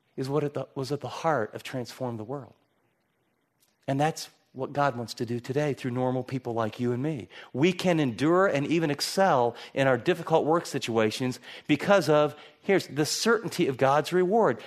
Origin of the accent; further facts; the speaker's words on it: Michigan, United States; I grew up in Michigan